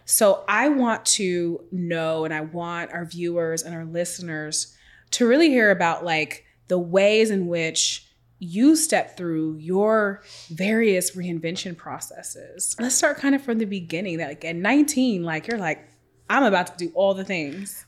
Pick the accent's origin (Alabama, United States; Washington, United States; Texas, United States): Washington, United States; Seattle; I'm from Washington State, come from Seattle